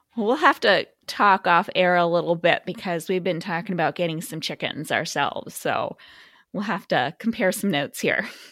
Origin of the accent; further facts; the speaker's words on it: Midwest, United States; I'm from the Midwest